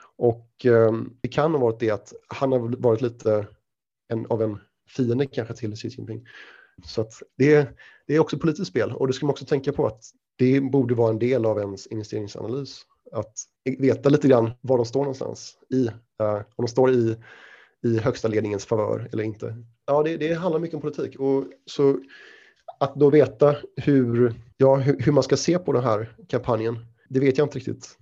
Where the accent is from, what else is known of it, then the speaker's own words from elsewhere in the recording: Sweden; moved away as an adult; also born or lived in London, United Kingdom / Shanghai, China; now in Singapore; jag är svensk, flyttade från Sverige 2006, gick på Handelshögskolan